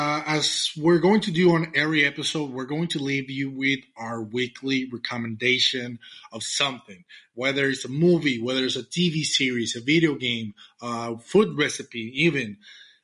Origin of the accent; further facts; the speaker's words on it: Mexico; English is a second language; I'm from Mexico. I'm Latino. And sometimes my pronunciation might get in the way.